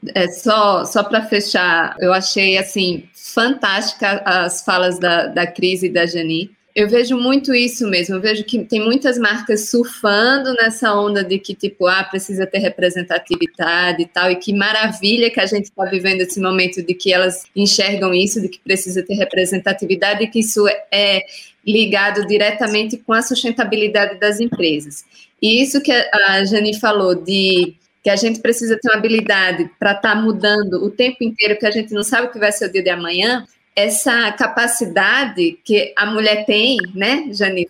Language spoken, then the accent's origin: Portuguese; Northeast Region, Brazil; eu sou do Nordeste